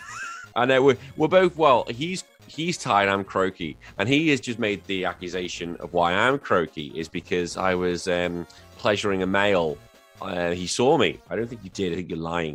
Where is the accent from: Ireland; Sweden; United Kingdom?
United Kingdom; now in Australia; I am British as well, living here in Aussie